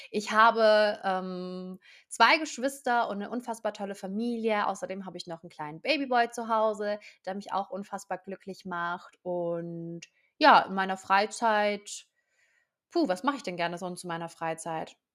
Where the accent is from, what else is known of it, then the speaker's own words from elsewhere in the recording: Baden-Württemberg, Germany; ich bin 23 Jahre alt, ich komme aus der Nähe von Stuttgart